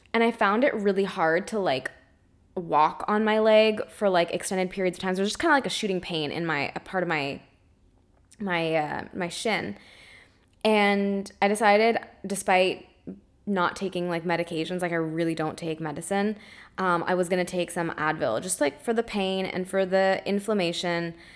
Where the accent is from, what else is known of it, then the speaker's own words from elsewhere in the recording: Canada; grew up, and I'm in a family that is normal eaters. They eat gluten, they eat dairy, they, they, they eat the standard American diet, despite being Canadian